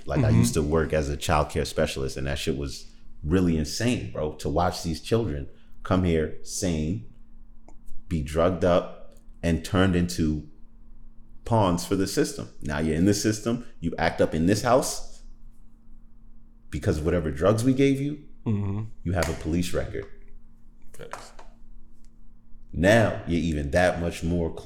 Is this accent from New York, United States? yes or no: yes; New York, United States; being from New York